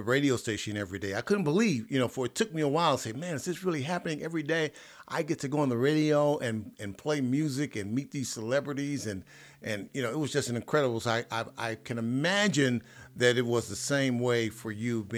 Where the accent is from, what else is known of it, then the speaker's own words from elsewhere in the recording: Chicago, Illinois, United States; me and my brother did growing up in Chicago